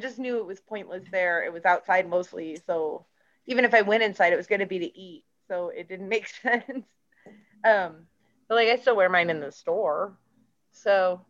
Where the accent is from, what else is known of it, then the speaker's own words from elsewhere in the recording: Bay Area, California, United States; I'm from the Bay Area, which is hours away from Humboldt. So I've spent time there.